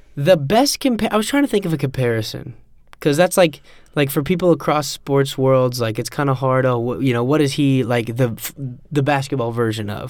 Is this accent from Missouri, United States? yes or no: yes; Kansas City, Missouri, United States; I'm from Kansas City